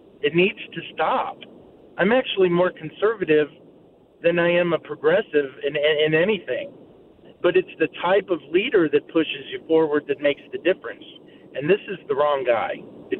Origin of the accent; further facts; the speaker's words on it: United States; Well, I'm not a Republican or a Democrat. I'm an American. I'm a free thinker.